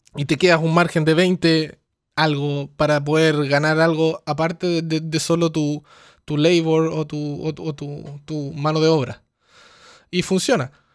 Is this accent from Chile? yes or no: yes; Chile; moved away; yo soy de Chile, pero no vivo en Chile hace muchos años